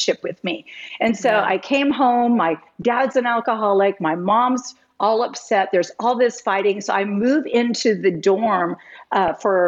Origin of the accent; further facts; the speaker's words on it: West Lafayette, Indiana, United States; moved away; also born or lived in Tucson, Arizona; West Lafayette, Indiana, which was my hometown at the time